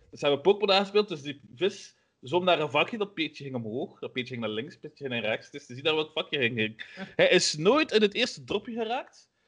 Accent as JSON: {"language": "Dutch", "region": "Flanders", "country": "Belgium", "said": "Maar Vlamingen we moeten echt wel heel hard werken ervoor, heb ik al gemerkt."}